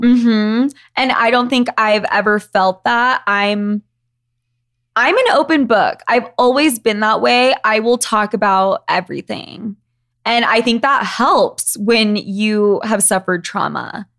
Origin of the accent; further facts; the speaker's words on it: Utah, United States; I grew up in Utah, where we are right now.